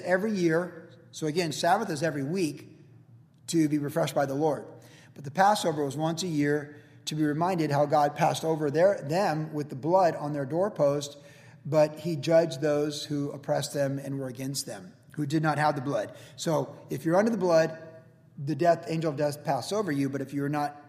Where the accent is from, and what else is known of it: United States